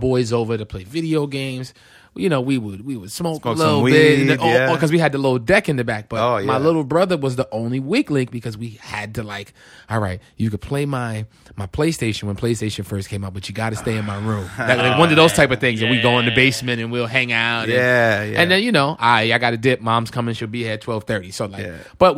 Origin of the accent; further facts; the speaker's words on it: New York City, New York, United States; also born or lived in Rockland County, New York; Born and raised in the Bronx